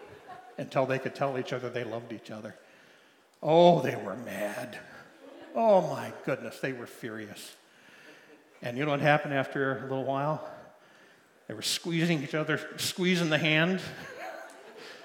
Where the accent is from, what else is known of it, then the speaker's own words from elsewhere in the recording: Liberty, Missouri, United States; Liberty, Missouri, my hometown